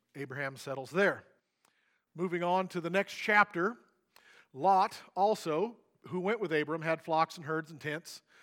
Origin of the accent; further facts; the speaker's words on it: Missouri, United States; I grew up in Missouri on a farm.